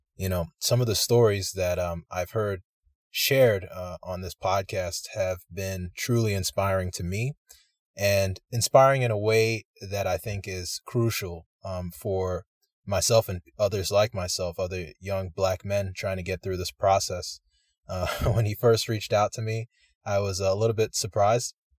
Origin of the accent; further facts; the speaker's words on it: United States; I'm a Nigerian American, Um, my parents immigrated to the United States, uh, in the eighties